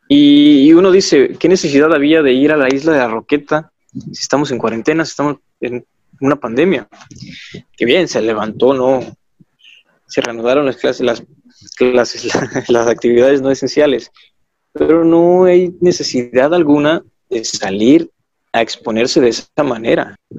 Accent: Acapulco, Guerrero, Mexico; Soy del puerto de Acapulco

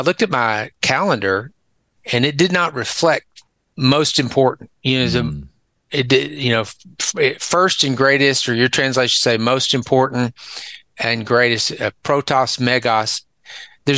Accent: Dallas, Texas, United States; accent: southern; moved away as an adult; also born or lived in San Antonio, Texas / Northeast Tennessee / Conway, Arkansas; I grew up, I was born and raised in Texas, born in Dallas

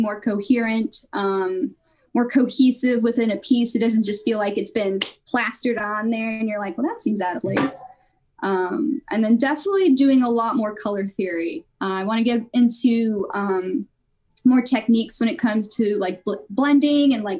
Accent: Virginia Beach, Virginia, United States; also born or lived in Portsmouth, Virginia; I was born in Portsmouth. I lived in Virginia Beach growing up

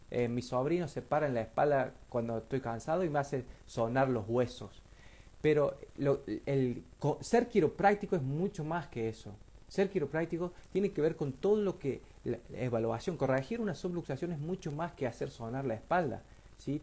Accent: Río Tercero, Córdoba, Argentina; nosotros somos de Río Tercero

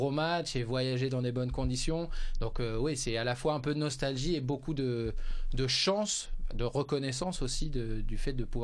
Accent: Hauts-de-France, France; je suis originaire du Nord

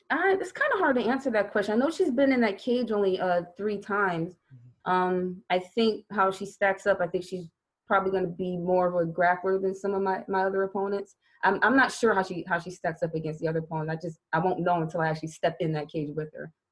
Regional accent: Louisiana, United States; born there; I was born in Louisiana. My sister was born in Colorado. So, of course, we were Army brats.

